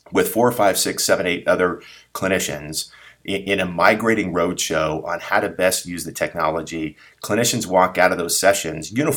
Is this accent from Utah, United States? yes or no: no; San Diego, California, United States; sort of born and raised in San Diego